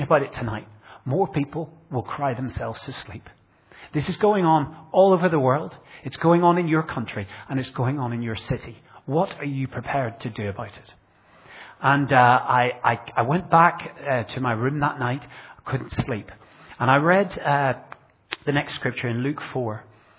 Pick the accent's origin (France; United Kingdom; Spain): United Kingdom; Northern Ireland; now in Bradford, United Kingdom; I grew up in Northern Ireland in a rural community